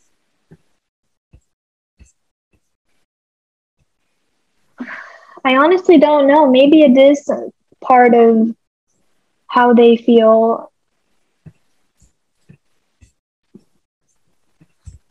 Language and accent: English; Nashville, Tennessee, United States; English is a second language; also born or lived in Bosnia; I was originally teaching in the same community that I grew up in Nashville, Tennessee